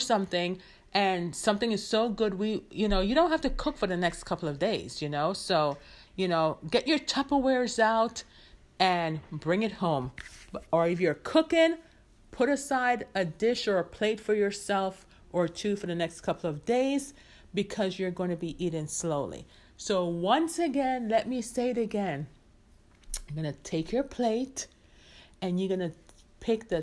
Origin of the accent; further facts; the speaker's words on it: Jamaica; as a Jamaican